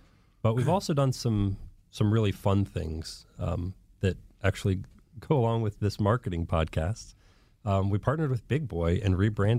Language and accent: English; Columbus, Ohio, United States; No. I'm from Columbus, Ohio. I'm, a white guy from Columbus, 175 pounds soaking wet